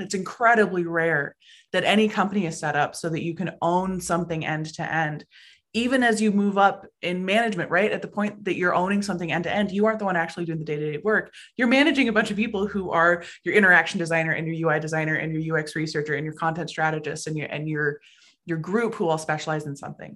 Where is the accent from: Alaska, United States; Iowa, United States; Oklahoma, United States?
Alaska, United States; Anchorage; moved away as an adult; also born or lived in Oregon; I was born and raised in Anchorage, Alaska.